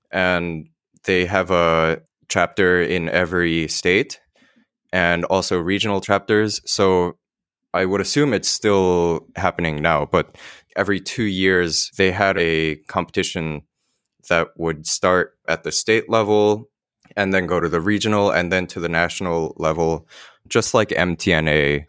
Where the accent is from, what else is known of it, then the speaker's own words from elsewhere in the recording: Millburn, New Jersey, United States; I grew up in Milburn